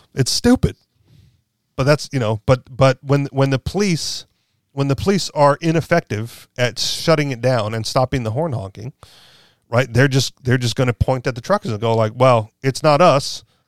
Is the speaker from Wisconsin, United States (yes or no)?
no; Hawaii, United States; moved away as an adult; now in New Hampshire, United States; as much as I was from Hawaii